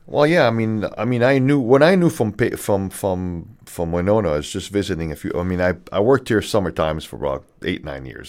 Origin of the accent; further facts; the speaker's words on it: Canada; moved away; also born or lived in California; I'm Canadian